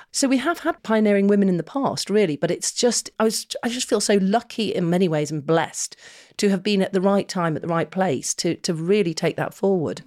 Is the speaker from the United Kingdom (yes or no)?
yes; Manchester, North West England, United Kingdom; we were growing up in Manchester